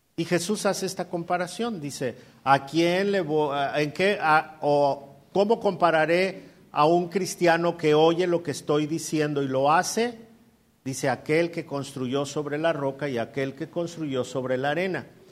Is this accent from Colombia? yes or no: no; Mexico City, Mexico; moved away as an adult; also born or lived in Coacalco, State of Mexico / Ecatepec, State of Mexico; nosotros somos chilangos. Y no me avergüenzo de ser chilango.